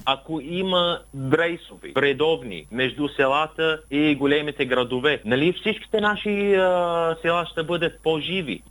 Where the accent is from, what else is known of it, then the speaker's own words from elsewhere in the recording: Kuwait; Bulgarian is a second language; moved away as an adult; now in Bulgaria; Аз бях роден в Кувейт като лице без гражданство